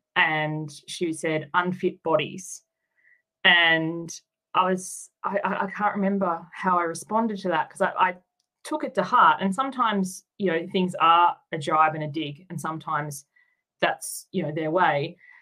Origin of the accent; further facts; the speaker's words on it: Tasmania, Australia; moved away as an adult; also born or lived in Queensland / New South Wales; now in Sydney, Australia; I grew up in Tasmania, and then I moved to Queensland, and then um, down to New South Wales. So I've moved around a bit, but not until I was um, an adult.